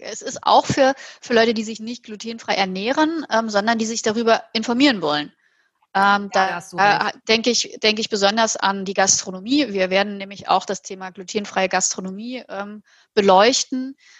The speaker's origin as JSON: {"language": "German", "town": "Halle", "region": "Saxony-Anhalt", "country": "Germany", "tie": "born or raised there", "moved": "yes", "lives_now": "Hamburg, Germany", "said": "Aus meiner Heimatstadt Halle"}